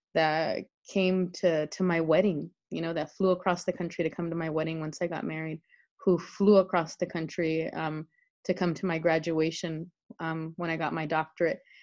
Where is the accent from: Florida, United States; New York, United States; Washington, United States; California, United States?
California, United States; El Monte; moved away as an adult; I grew up in El Monte, um, which is about 12 miles east of downtown Los Angeles, my entire life